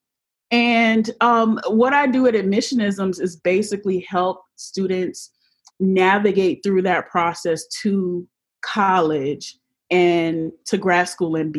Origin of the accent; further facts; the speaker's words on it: Jacksonville, Florida, United States; my hometown of Jacksonville, Florida.